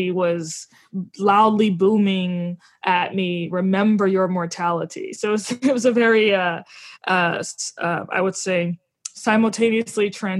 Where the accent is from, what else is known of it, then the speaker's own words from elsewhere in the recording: New Orleans, Louisiana, United States; I'm from New Orleans, Louisiana. I always highlight the fact that I grew up in a very religiously fascinating environment.